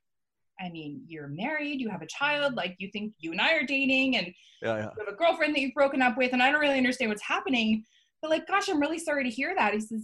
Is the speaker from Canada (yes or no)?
yes; Canada; I'm Canadian